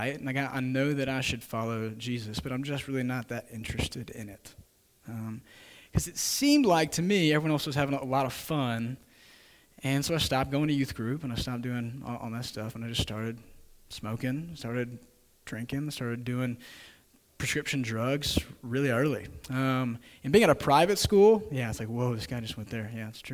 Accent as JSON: {"language": "English", "town": "Atlanta", "region": "Georgia", "country": "United States", "tie": "born or raised there", "also_born_or_lived": "Lugoff, South Carolina", "said": "I'm from Lugoff, South Carolina. It's a tiny town. Lived there until I was five. So, again, not a ton of memories there. But moved to Atlanta with my family."}